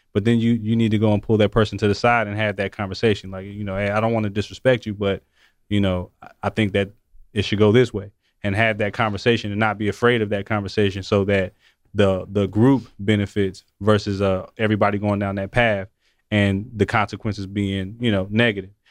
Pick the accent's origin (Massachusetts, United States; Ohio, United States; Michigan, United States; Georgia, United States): Georgia, United States; Atlanta; we're both from Atlanta